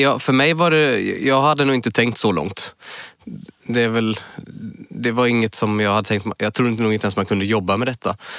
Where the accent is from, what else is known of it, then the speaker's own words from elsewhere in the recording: Munkedal, Västra Götaland, Sweden; accent: Munkedal dialect; moved away as an adult; now in Gothenburg, Sweden; Det är en liten by som heter Munkedal där är jag född och uppväxt. Men flyttade till Göteborg när jag började på Chalmers när jag var 19 år, 97